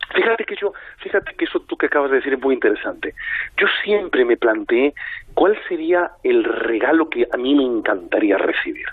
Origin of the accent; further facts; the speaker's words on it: Madrid, Community of Madrid, Spain; yo soy muy madrileño